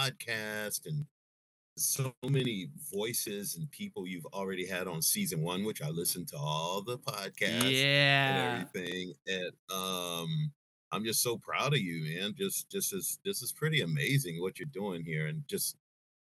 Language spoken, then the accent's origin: English; East Coast, United States; moved away as an adult; also born or lived in Washington, D.C.; now in California, United States; So originally, I am from the East Coast, and I moved out to California in 98.